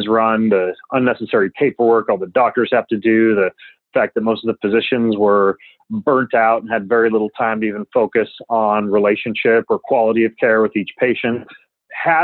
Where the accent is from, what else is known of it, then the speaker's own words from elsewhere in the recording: North Idaho, United States; I grew up in North Idaho